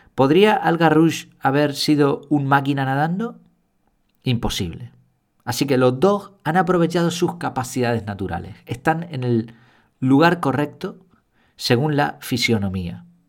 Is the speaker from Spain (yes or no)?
yes; Spain; yo como español